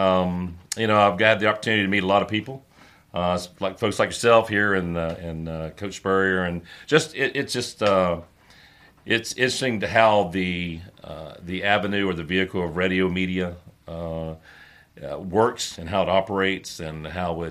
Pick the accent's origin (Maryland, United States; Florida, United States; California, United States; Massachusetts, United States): Florida, United States; Dover; moved away as an adult; also born or lived in Tampa, Florida; born in Tampa, 1960, and I was raised in a little town called Dover, Florida, just outside of Tampa.